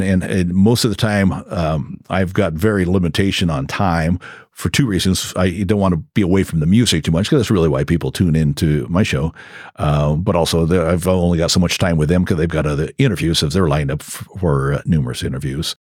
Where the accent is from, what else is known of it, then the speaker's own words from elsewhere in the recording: Crescent City, California, United States; I grew up in Crescent City